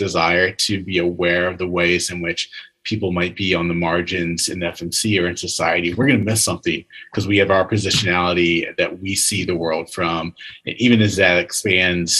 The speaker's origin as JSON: {"language": "English", "region": "Virginia", "country": "United States", "tie": "born or raised there", "said": "I grew up in Virginia"}